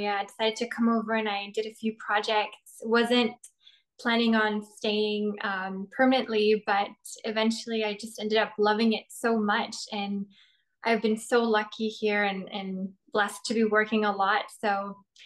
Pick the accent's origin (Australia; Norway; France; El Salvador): Norway; moved away as an adult; now in Toronto, Canada; I'm originally from Norway. I was born and raised there, but I moved to Toronto about 4 years ago